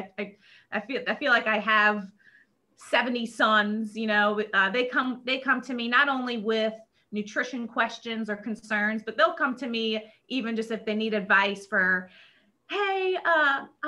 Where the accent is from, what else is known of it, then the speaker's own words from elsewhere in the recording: New Orleans, Louisiana, United States; I'm back in my hometown because I'm from New Orleans